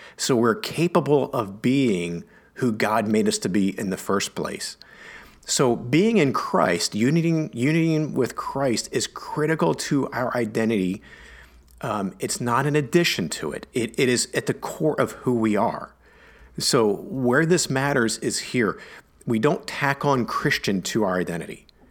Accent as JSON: {"language": "English", "country": "United States", "said": "I'm an American"}